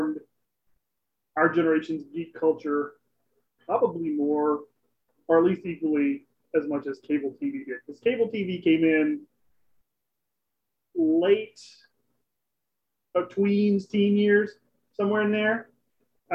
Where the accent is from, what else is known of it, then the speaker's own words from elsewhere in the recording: Lake Charles, Louisiana, United States; growing up in Lake Charles